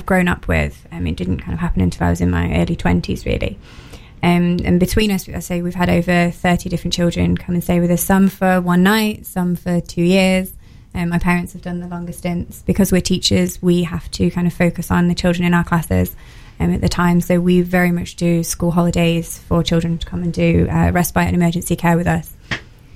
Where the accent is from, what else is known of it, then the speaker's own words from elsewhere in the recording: Nottingham, East Midlands, United Kingdom; I'm from Nottingham originally, so I was born here